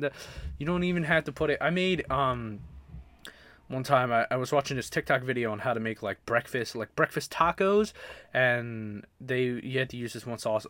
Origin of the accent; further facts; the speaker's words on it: Baltimore, Maryland, United States; moved away; I grew up, like I said, I grew up in Baltimore